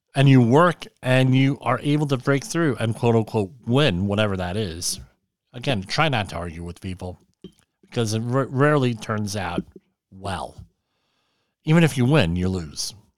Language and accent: English; New York City area, Central New Jersey, United States; I grew up in the New York City area. Me, uh, Central New Jersey